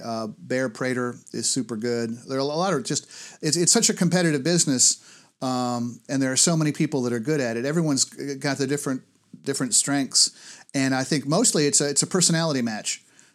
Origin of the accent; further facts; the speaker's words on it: New York, United States; I'm from Western upstate New York originally.